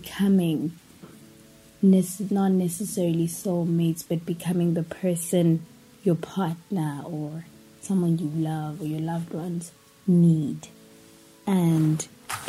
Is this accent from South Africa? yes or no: yes; Pretoria, Gauteng, South Africa; I am from South Africa, born and raised in Pretoria. Still live in Pretoria.